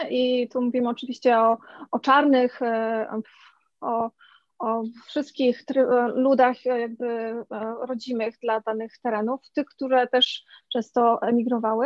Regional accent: Poland; urodziłam się w Polsce

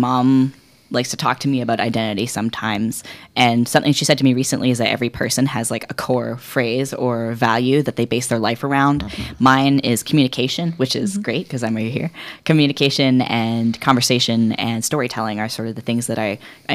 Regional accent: British Columbia, Canada; I grew up in British Columbia

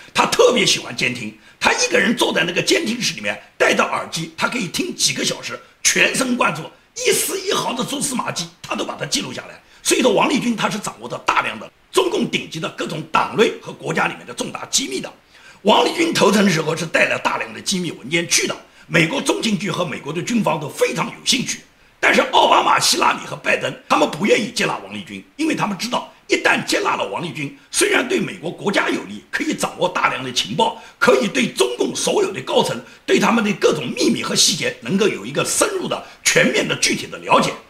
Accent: China; 至于我们中国人所了解的

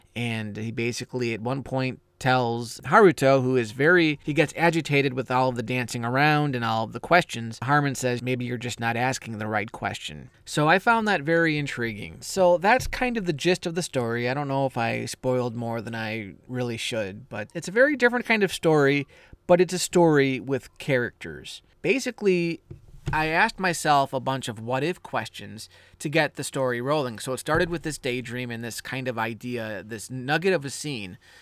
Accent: United States; I'm American

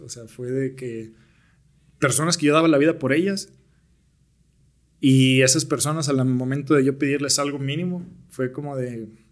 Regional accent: Naucalpan, State of Mexico, Mexico; also born or lived in Tlalnepantla / United States; soy originario de Naucalpan. En realidad yo nací en Tlanepantla, pero casi toda mi vida la viví

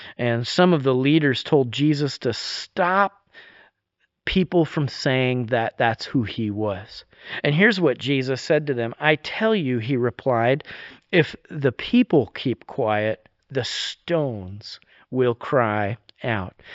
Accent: New York, United States; now in Vernonia, United States; I'm actually from New York

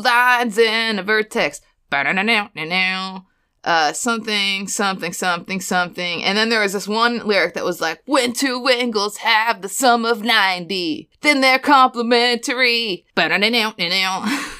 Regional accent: Florida, United States; I went to high school in Florida

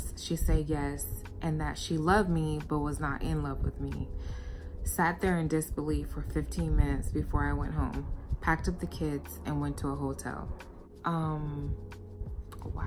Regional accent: United States; where I grew up in the United States

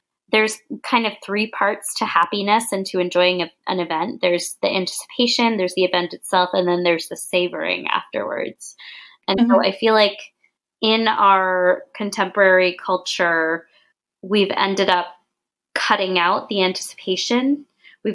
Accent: United States; I say this in quotations, of course, because we're both American

